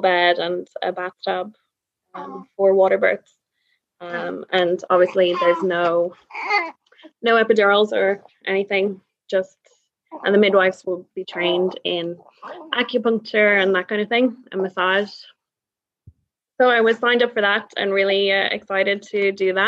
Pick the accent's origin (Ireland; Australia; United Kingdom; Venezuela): Ireland; Dublin, Leinster; now in Norway; I'm from Dublin, but I live in Norway with my Norwegian husband, Patrick